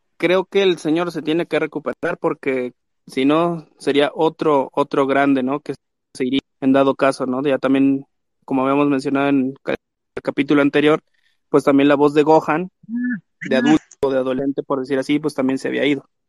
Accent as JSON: {"language": "Spanish", "country": "Mexico", "said": "soy este mexicano"}